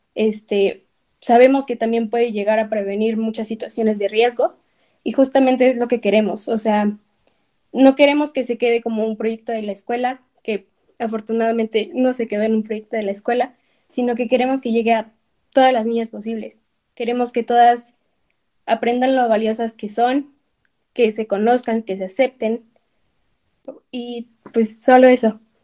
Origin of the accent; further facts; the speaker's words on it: Puebla, Mexico; el ir creciendo en México, en Puebla